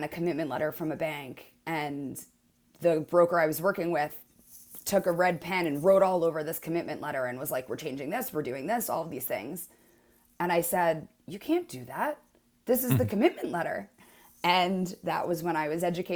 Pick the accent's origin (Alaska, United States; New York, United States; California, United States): New York, United States; moved away as an adult; now in San Francisco, United States; I'm from New York originally